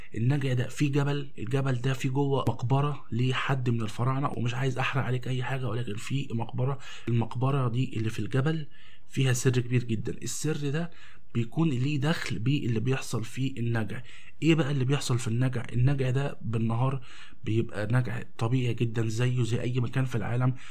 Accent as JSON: {"language": "Arabic", "country": "Egypt", "said": "عندنا في مصر"}